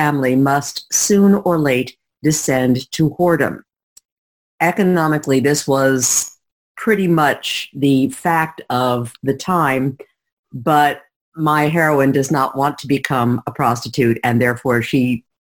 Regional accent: New York City, New York, United States; my hometown, which is New York City

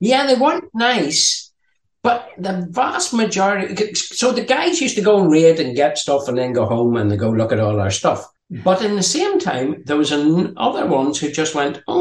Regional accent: Ireland; also born or lived in Denmark; being Irish

